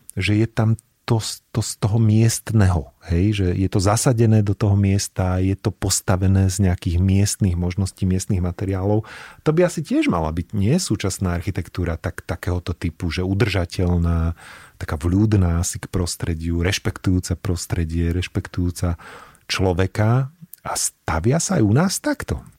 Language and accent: Slovak; Banská Bystrica, Banská Bystrica Region, Slovakia; moved away as an adult; now in Bratislava, Slovakia; ja už teda som dlhšie v Bratislave, ako som žil v Banskej Bystrici